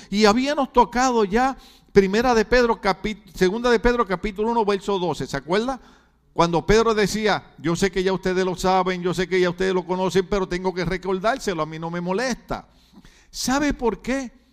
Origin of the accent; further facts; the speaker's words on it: Puerto Rico; moved away as an adult; now in California, United States; yo soy puertorriqueño